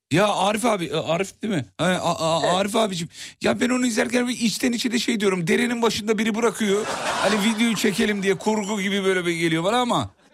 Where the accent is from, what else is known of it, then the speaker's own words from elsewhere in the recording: İzmit, Kocaeli, Turkey; Ben şimdi İzmit'te derin Kocaeli'de çene suyu diye bir yerde büyüdüm